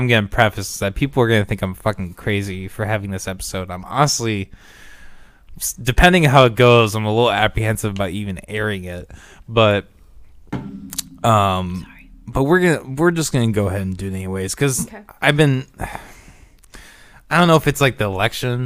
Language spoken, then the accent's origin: English; Orange City, United States; growing up in Orange City